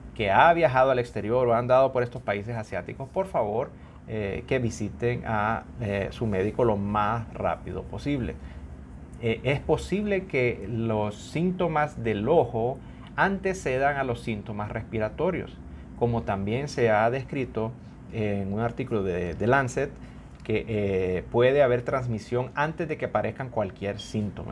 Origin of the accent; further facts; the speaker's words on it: Honduras; uno como hondureño